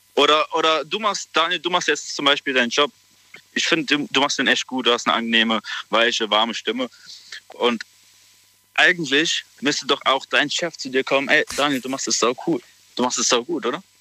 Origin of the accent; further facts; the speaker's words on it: Saarbrücken, Saarland, Germany; ich bin aus Saarbrücken